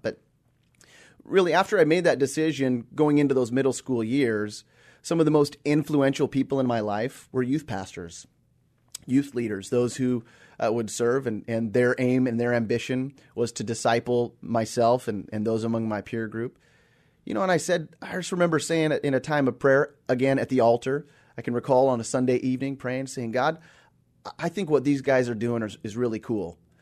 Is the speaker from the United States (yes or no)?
yes; Seattle, Washington, United States; also born or lived in Australia; I was I was born and raised here in the Seattle area